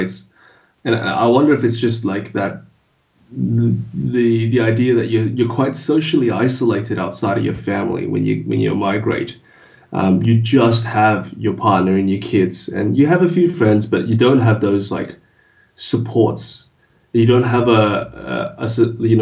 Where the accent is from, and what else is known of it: Australia; first language English